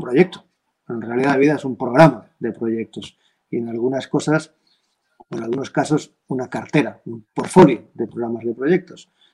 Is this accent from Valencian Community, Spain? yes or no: yes; Valencian Community, Spain; aquí en mi tierra, yo soy valenciano